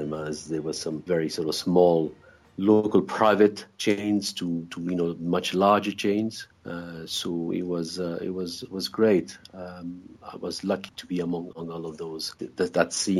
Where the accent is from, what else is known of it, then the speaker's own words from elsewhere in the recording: Brussels, Brussels-Capital Region, Belgium; growing up in Brussels.